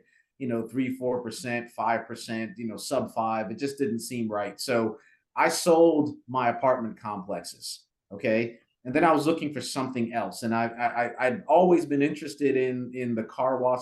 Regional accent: New York City, New York, United States; moved away as an adult; also born or lived in Jamaica / Maryland / Durham, North Carolina; Grew up in Brooklyn, actually. Moved to Brooklyn when I was, I think, about 5 or 6 years old

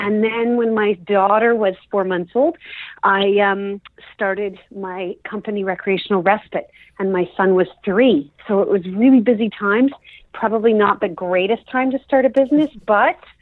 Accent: Toronto, Ontario, Canada; I was born and raised in Toronto, Ontario, Canada.

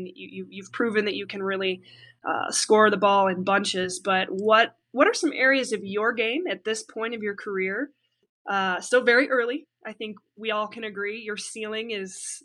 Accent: just south of Chicago, Illinois, United States; I grew up just south of Chicago

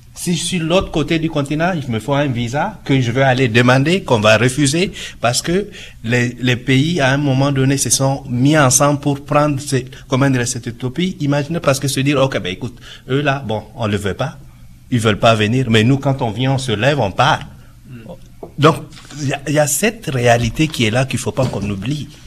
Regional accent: Niger; now in Canada; je suis d'origine du Niger, c'est en Afrique de l'Ouest

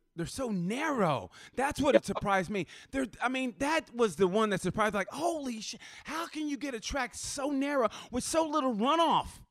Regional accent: United States; being American

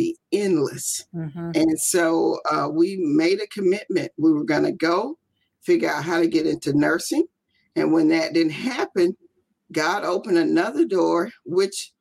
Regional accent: Biloxi, Mississippi, United States; moved away as an adult; also born or lived in Germany / Arizona; I'm actually from Biloxi, Mississippi. I was born and raised here.

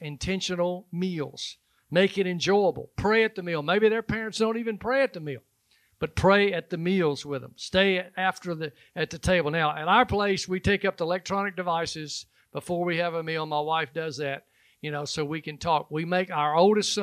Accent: Alabama, United States; I'm from Alabama

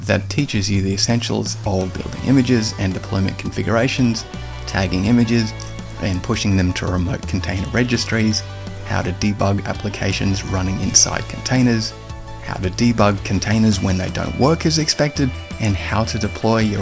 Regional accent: Australia; also born or lived in London; We're both Australian

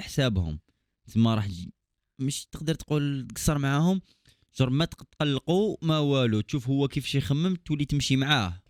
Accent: Algeria; عندنا في الجزائر

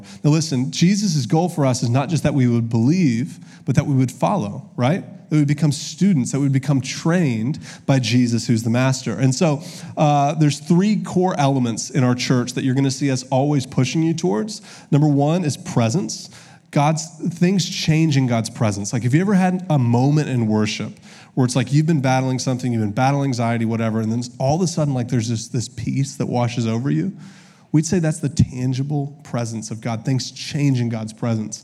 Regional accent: Augusta, Georgia, United States; also born or lived in Columbus, Ohio; now in Little Rock, United States; I'm from Augusta, Georgia.

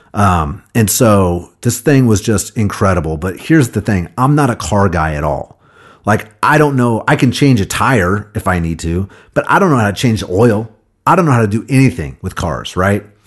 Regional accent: Kansas City, United States; moved away as an adult; also born or lived in Nashville, Tennessee; I came back to Kansas City, my hometown

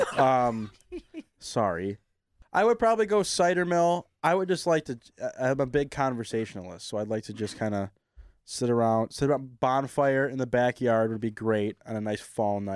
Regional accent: Novi, Michigan, United States; I'm from Novi, Michigan. I love where I grew up

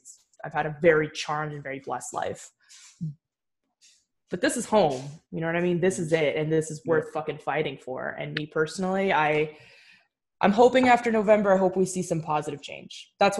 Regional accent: United States; I'm an American through and through. Yep. I was born and raised here.

